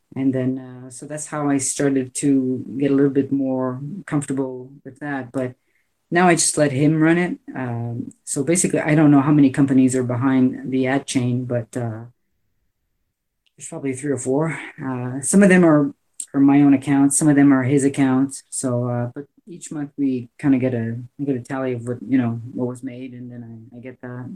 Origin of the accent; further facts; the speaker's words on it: Canada; I'm Canadian